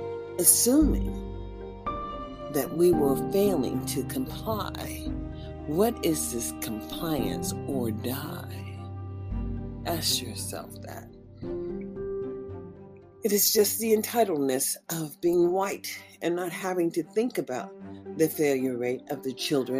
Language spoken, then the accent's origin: English; United States; also born or lived in Nevada; as an American citizen